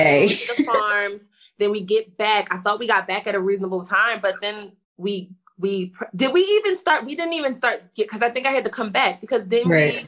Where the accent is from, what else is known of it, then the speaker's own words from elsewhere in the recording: Philadelphia, Pennsylvania, United States; I'm from Philly.